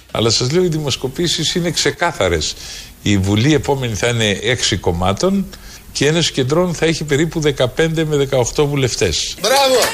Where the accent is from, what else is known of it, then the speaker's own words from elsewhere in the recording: Messini, Peloponnese, Greece; Εγώ είμαι από τη Μεσίνη, δεν είμαι Μακεδόνα.